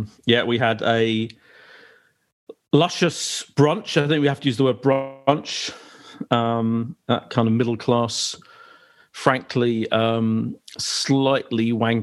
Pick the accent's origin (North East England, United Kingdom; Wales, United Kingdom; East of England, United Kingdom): East of England, United Kingdom; Essex; I am from Essex